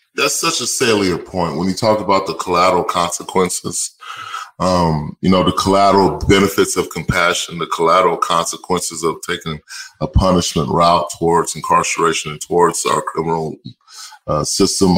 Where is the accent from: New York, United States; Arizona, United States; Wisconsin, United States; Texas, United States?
Texas, United States; Austin; moved away; I'm originally from Austin, Texas.